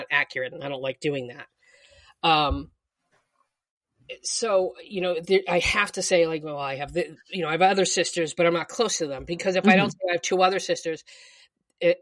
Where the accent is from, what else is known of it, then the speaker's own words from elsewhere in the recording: Boston, Massachusetts, United States; moved away; I'm from Boston.